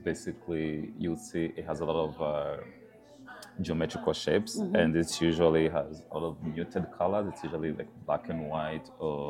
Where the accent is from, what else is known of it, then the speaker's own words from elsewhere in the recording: Rwanda; now in North Dakota, United States; from Rwanda, from my home country